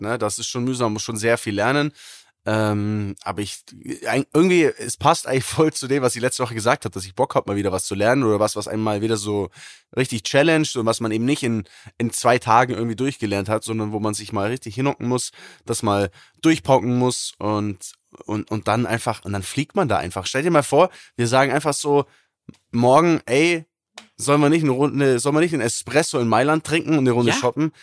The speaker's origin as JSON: {"language": "German", "country": "Germany", "said": "bei uns in Deutschland"}